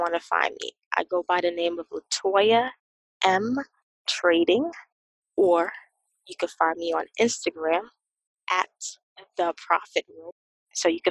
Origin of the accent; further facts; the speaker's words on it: Boston, Massachusetts, United States; I grew up in Boston. I grew up in the city, urban area